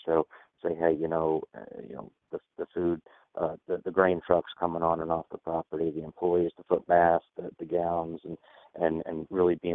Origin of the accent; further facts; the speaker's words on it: Georgia, United States; I'm born and raised in Georgia